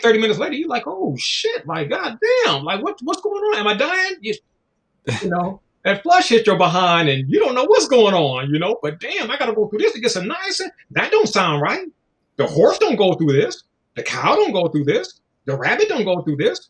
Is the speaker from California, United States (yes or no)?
yes; Los Angeles, California, United States; I'm from South Central Los Angeles.